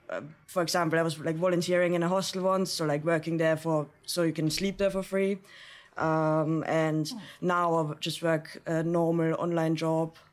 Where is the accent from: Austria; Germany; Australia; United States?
Austria; I'm from Austria.